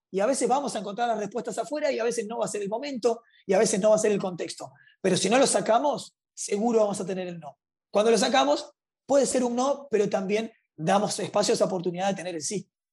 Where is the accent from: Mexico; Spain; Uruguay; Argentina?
Uruguay; Montevideo; nací y crecí en, en, Montevideo, Uruguay